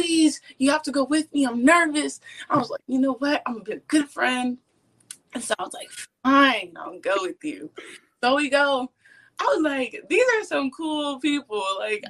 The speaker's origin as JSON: {"language": "English", "town": "Austin", "region": "Texas", "country": "United States", "tie": "born or raised there", "said": "I grew up in Austin"}